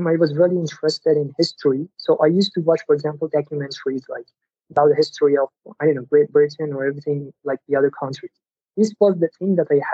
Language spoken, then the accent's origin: English; Iran; English is a second language; I'm from Iran